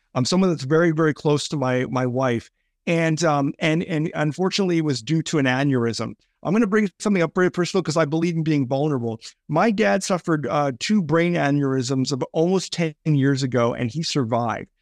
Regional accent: Canada; also born or lived in British Columbia; as a Canadian guy

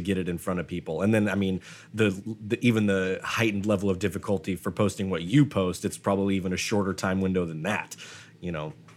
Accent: Idaho, United States; I'm from Idaho

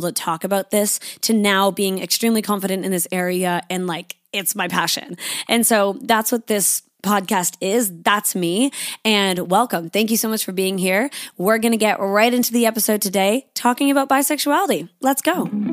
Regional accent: Canada; now in Sydney, Australia; I am living in Sydney, Australia. I'm a Canadian

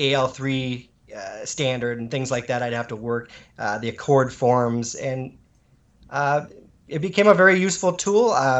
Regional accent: Shawano, Wisconsin, United States; also born or lived in Illinois; I'm from Shawano. Shawano, Wisconsin.

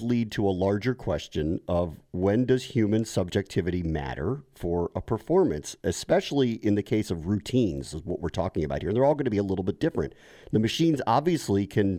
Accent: Washington, District of Columbia, United States; my hometown of Washington, D.C.

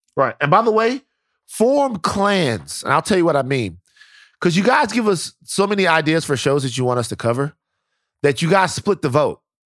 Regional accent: Louisiana, United States; I'm from Louisiana.

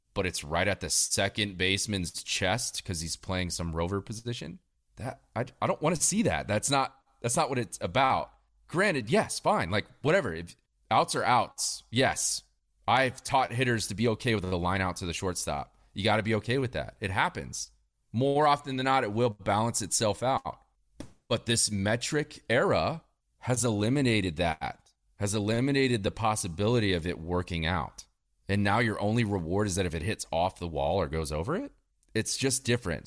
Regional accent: Northern Virginia, United States; I grew up in Northern Virginia

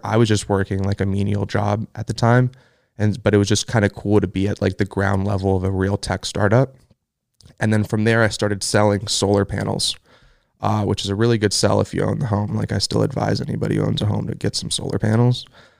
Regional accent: Los Angeles, California, United States; I grew up a lot of places. We bounced around a lot growing up, but I would say I spent the most time in Los Angeles. So at this point, it's like I'm from LA.

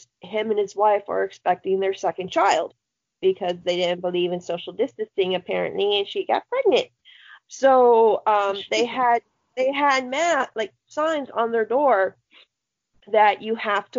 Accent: Florida, United States; I love my home state of orange juice

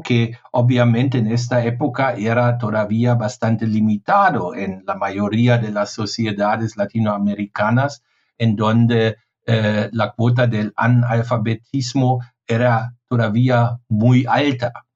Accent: Germany

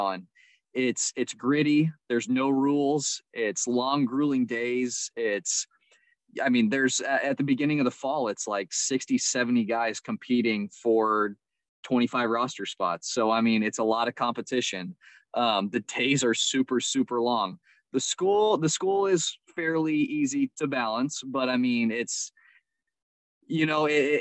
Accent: San Antonio, Texas, United States; also born or lived in Louisiana; I'm from San Antonio. That's where I'm at right now. I grew up here in San Antonio, Texas

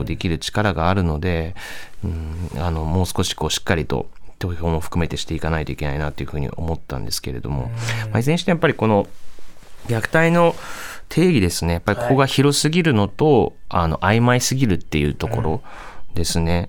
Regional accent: Saitama, Japan; moved away; 自分も今は違うんですけどもともと地元が埼玉

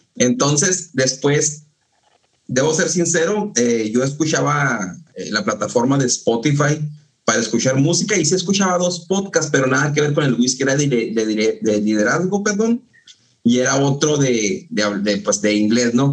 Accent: Ascensión, Chihuahua, Mexico; also born or lived in Ciudad Juárez; es donde nos criamos, porque yo también nací en Ciudad Juárez, me toda mi vida en, en, en, Ascensión

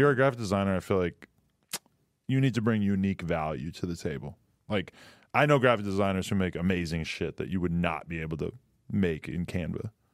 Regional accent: New Hampshire, United States; now in California, United States; New Hampshire

